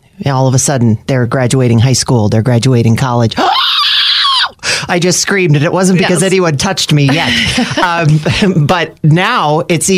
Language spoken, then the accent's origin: English; Scranton, Pennsylvania, United States; I grew up in Manuka